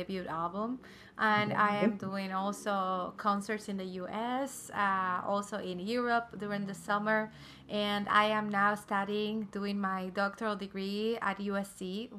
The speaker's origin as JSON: {"language": "English", "country": "Cuba", "moved": "as an adult", "lives_now": "United States", "said": "I am from Cuba, classical guitarist. I came to the United States about 7 years ago"}